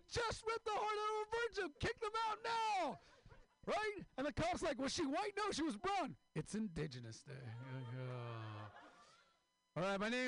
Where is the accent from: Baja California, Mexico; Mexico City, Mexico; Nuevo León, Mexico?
Baja California, Mexico; Mexicali; I'm from Mexico, Mexicali, the real California.